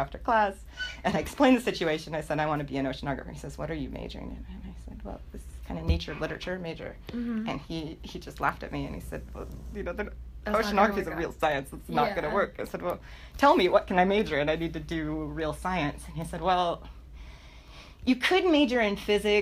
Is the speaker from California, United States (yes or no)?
yes; California, United States; I grew up in California